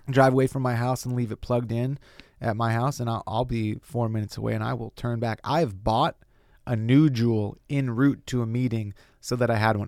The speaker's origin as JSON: {"language": "English", "town": "Lakeside", "region": "California", "country": "United States", "tie": "born or raised there", "also_born_or_lived": "Brooklyn, New York", "moved": "as an adult", "lives_now": "Los Angeles, United States", "said": "I grew up out in East County in a place called Lakeside"}